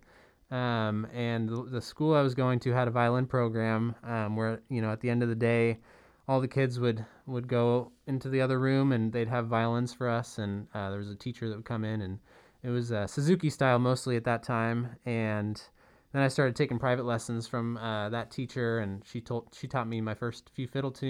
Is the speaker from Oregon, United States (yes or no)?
yes; Portland, Oregon, United States; moved away as an adult; also born or lived in Redmond, Oregon / Bainbridge, Washington; now in Bellingham, United States; we moved around a little bit when I was younger, and then when I was 8, we ended up in Portland, and I was here from then until just a few years ago